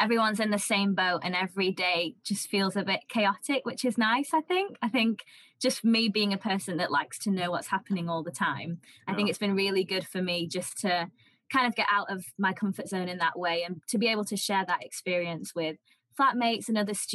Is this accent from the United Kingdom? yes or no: yes; Preston, North West England, United Kingdom; moved away as an adult; now in Bristol, United Kingdom; I'm from Preston, studying in Bristol, doing law. So I'm one of those northerners who ventured down south